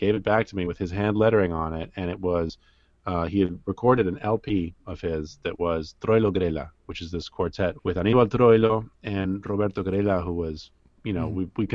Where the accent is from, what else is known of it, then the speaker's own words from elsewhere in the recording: Washington, District of Columbia, United States; also born or lived in New York; I spent most of my time growing up in Washington, D.C. I was born in New York, but I lived in D.C.